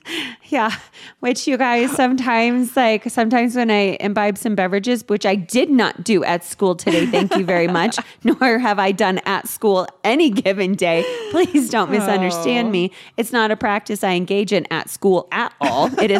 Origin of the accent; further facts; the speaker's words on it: the South, United States; accent: Southern; And then I did the beginning instructions with my Southern accent.